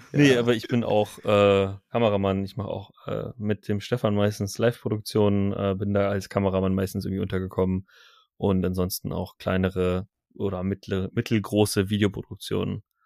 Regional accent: Cologne, North Rhine-Westphalia, Germany; ich komme auch aus Köln

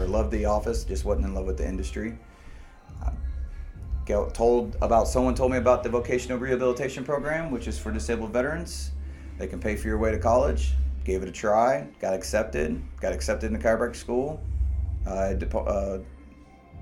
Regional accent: Columbus, Indiana, United States; I was born and raised in Columbus, Indiana in 1983

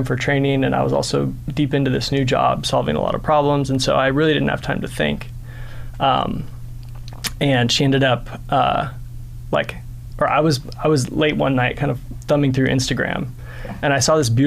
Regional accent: Orange County, California, United States; moved away; So I grew up in Orange County

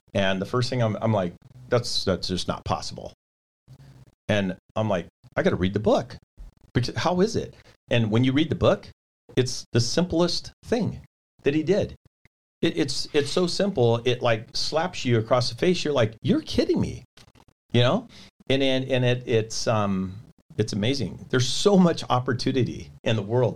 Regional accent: California, United States; I'm from California

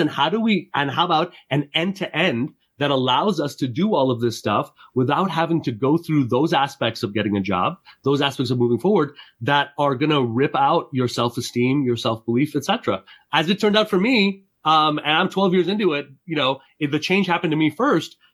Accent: Montreal, Quebec, Canada; now in upstate New York, United States; I grew up in Montreal.

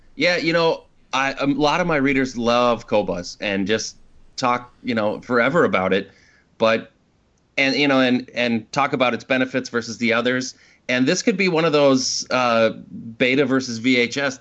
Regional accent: Minneapolis, Minnesota, United States; we're from Minneapolis, so we went out to Boston

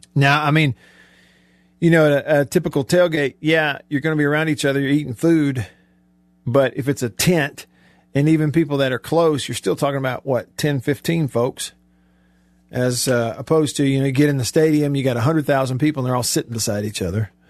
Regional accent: Alabama, United States; as a kid growing up in Alabama

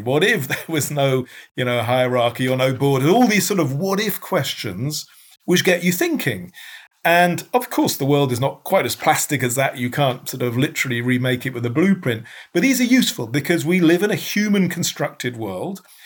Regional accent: United Kingdom; as a Brit

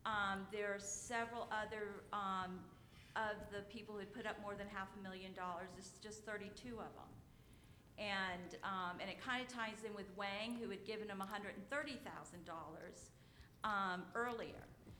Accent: Virginia, United States; I am from Virginia

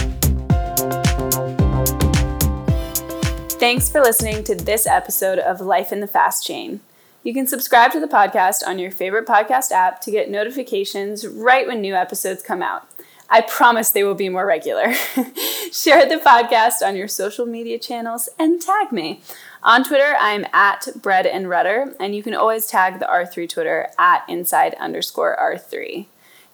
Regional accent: United States; I'm an American

